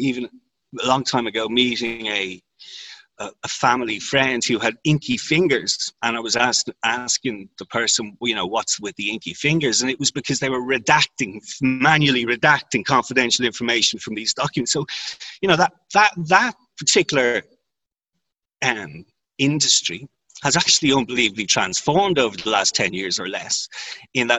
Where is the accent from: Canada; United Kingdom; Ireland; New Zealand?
Ireland; I'm from Ireland, which is a common law jurisdiction